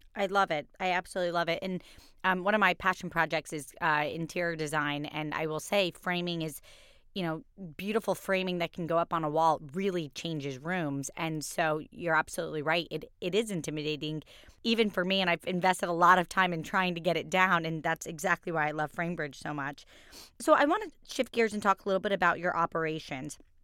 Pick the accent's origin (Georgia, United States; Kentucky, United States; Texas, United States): Kentucky, United States; I was born in Kentucky.